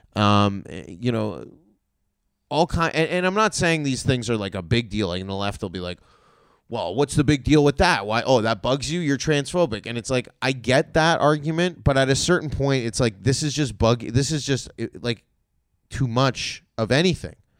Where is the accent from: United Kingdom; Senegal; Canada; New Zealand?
Canada; Toronto, Ontario; I'm from Toronto. We have homeless people, too